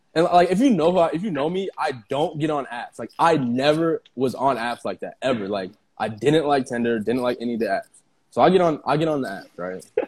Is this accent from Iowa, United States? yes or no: yes; Iowa, United States; moved away; I'm from Iowa. Like, we're from Iowa. Like, it's a small, small town